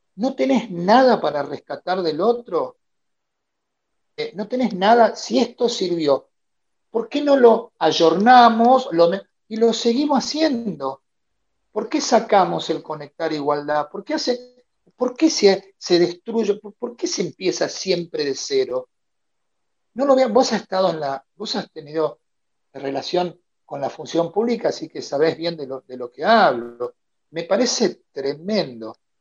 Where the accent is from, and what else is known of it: Argentina; moved away as an adult; also born or lived in Salta, Argentina; now in Santa Catarina, Brazil